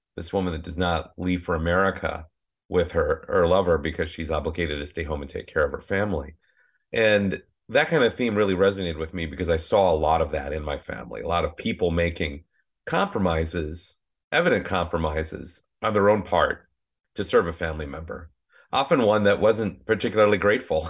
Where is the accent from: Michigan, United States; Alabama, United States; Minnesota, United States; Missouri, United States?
Minnesota, United States; now in California, United States; growing up in Minnesota, descended from farming families on both sides